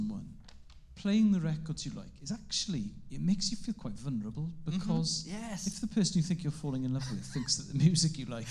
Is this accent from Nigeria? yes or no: no; Carmarthen, Wales, United Kingdom; first language Welsh; English is a second language; I'm gonna place the festival in West Wales, because that's where I grew up. And the thing with growing up in Carmarthen